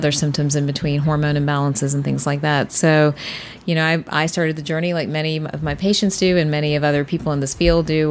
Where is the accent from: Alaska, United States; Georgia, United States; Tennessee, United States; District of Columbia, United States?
Georgia, United States; Atlanta; From Atlanta